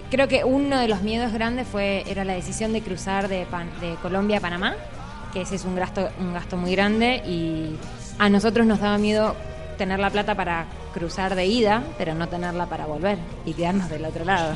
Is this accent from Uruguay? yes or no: no; Argentina; moved away as an adult; Nosotros salimos de Argentina por Mendoza